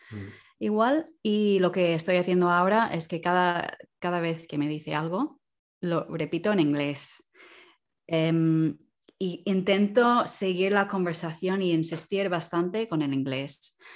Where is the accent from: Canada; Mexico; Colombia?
Canada; Spanish is a second language; moved away as an adult; now in Barcelona, Spain; soy de Canadá. Desde hace casi 12 años que, vivo en, España, en Barcelona.